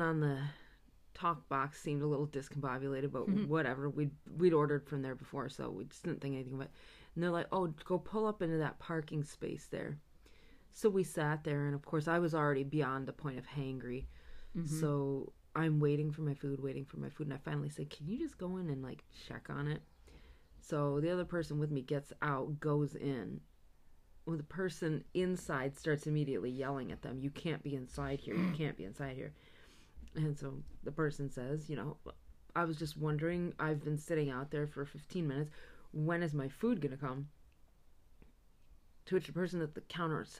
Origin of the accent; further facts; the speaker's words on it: New England, United States; we're from New England